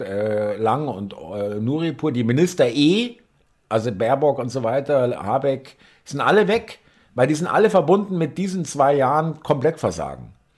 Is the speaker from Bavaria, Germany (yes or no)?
yes; Munich, Bavaria, Germany; ich komme aus München